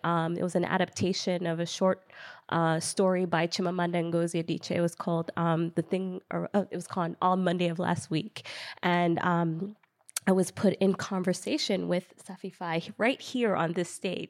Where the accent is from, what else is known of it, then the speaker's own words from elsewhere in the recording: United States; I am an American-born Ghanaian filmmaker. I was, I'm born and raised in America, lived here all my life